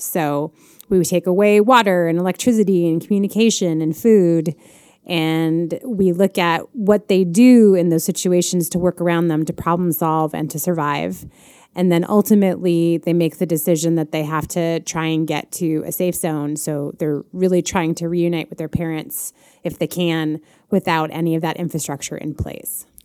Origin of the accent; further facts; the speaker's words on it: Chicago, Illinois, United States; I am a Chicagoan